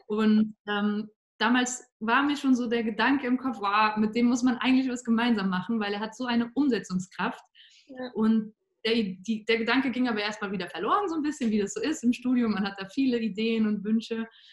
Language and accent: German; Cologne, North Rhine-Westphalia, Germany; moved away as an adult; now in Vienna, Austria; ich komme ursprünglich aus der Gegend von Köln in Deutschland, bin dann zu meinem Master 2016 nach Wien gezogen